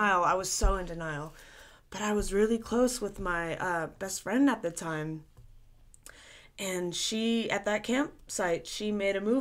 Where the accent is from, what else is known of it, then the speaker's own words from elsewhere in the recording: the South, United States; growing up in the South, just the way that things are down here